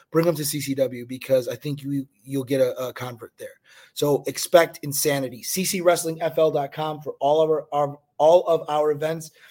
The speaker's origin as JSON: {"language": "English", "town": "Chicago", "region": "Illinois", "country": "United States", "moved": "yes", "lives_now": "Fort Lauderdale, United States", "said": "I'm from Chicago"}